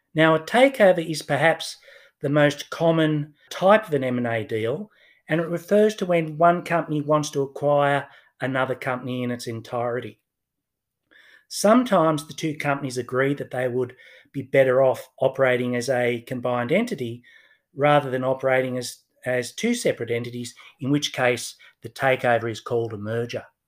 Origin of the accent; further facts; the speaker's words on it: Newcastle, New South Wales, Australia; I grew up in Newcastle, just north of Sydney